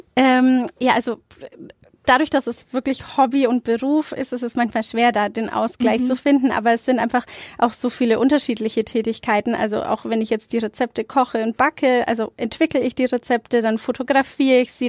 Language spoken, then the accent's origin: German; Nuremberg, Bavaria, Germany; Also ich bin in Nürnberg-Nord aufgewachsen